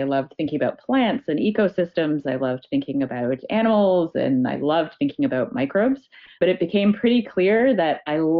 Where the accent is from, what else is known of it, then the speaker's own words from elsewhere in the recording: Toronto, Ontario, Canada; I grew up in Toronto.